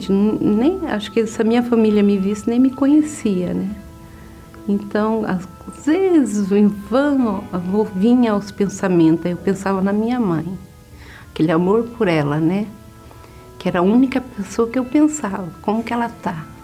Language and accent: Portuguese; Paraná, Brazil; moved away; Aí saí do Paraná, vim parar em, em Sorocaba de carona.